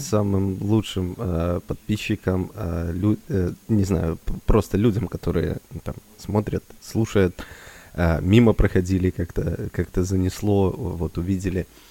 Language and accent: Russian; Belarus; мы белорусы